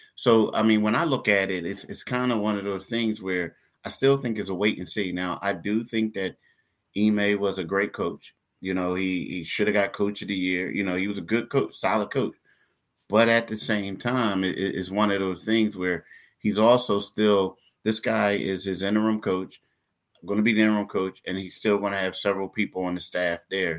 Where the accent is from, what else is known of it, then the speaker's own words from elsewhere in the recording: Philadelphia, Pennsylvania, United States; We're both from Philly